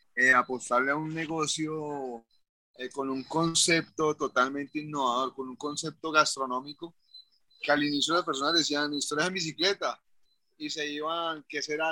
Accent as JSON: {"language": "Spanish", "town": "Cali", "region": "Valle del Cauca", "country": "Colombia", "moved": "as an adult", "lives_now": "Palmira, Colombia", "said": "Nosotros no somos palmiranos, somos, somos del Valle del Cauca, en Colombia, pero somos realmente de Cali. Nuestra vida era en Cali."}